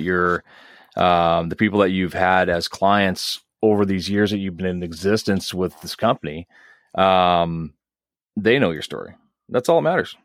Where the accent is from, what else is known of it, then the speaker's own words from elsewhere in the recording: Dauphin, Manitoba, Canada; I grew up in Dauphin